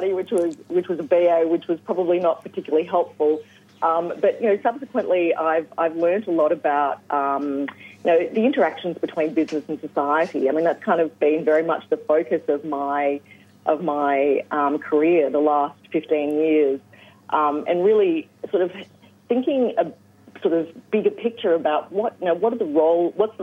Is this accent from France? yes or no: no; Rutherglen, Victoria, Australia; now in Hobart, Australia; I grew up in Rutherglen in northeast Victoria